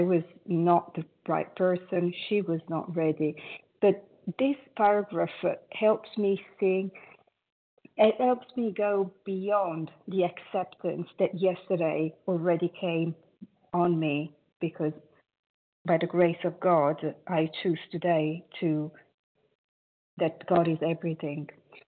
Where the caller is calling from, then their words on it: Italy; I am calling from Italy.